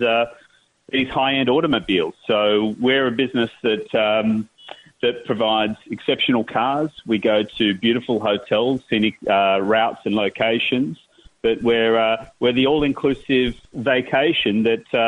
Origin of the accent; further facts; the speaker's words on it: Australia; I'm an Australian and ran events in Australia for many years